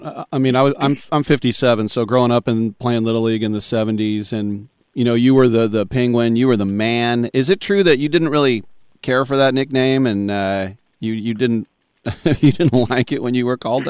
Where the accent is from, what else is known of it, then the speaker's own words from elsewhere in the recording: Oakland, California, United States; I'm from Oakland.